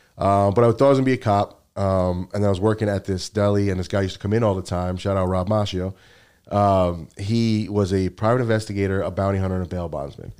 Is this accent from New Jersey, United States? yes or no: yes; North Bergen, New Jersey, United States; now in Connecticut, United States; I grew up in North Bergen, Jersey City, that area, Hudson County